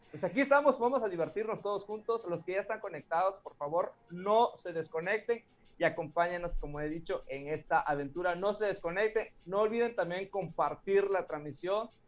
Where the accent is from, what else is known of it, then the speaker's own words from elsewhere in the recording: Villa Madero, Campeche, Mexico; yo soy, ah, como dicen coloquialmente aquí en mi pueblo, yo soy de Biomadero